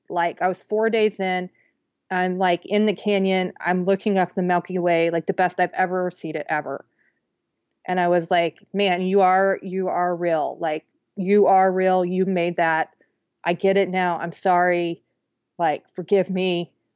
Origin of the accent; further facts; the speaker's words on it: Wichita, Kansas, United States; moved away; my Wichita Eagle newspaper, my hometown paper